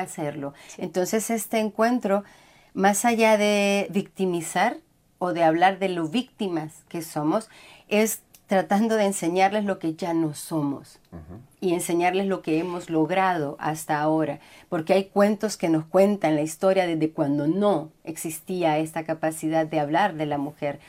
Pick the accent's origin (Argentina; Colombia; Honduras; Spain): Honduras; first language Spanish; moved away as an adult; also born or lived in Costa Rica; yo soy hondureña